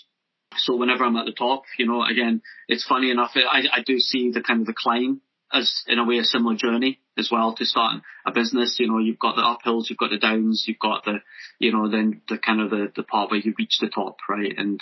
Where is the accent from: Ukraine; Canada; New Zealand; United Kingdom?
United Kingdom; near Loch Lomond, Scotland; also born or lived in Japan / Newcastle; Being brought up near Loch Lomond